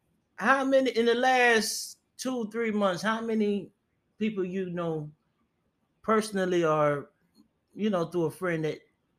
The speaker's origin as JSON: {"language": "English", "country": "Jamaica", "said": "I'm Jamaican. I know Jamaica is small."}